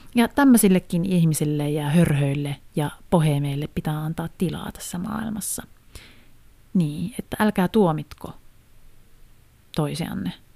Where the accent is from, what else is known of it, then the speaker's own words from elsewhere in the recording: Haapavesi, North Ostrobothnia, Finland; mä oon itse siis Haaperveltä, tai sieltä tarkemmin Kumisavan kylästä